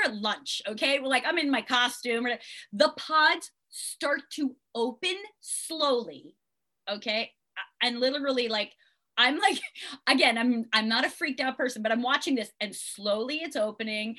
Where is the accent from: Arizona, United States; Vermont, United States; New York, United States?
New York, United States; Long Island; I'm from Long Island